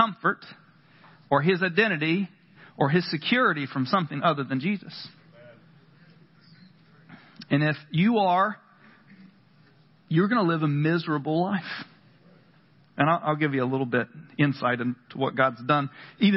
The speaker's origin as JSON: {"language": "English", "region": "North Carolina", "country": "United States", "tie": "born or raised there", "said": "I grew up in the South, North Carolina"}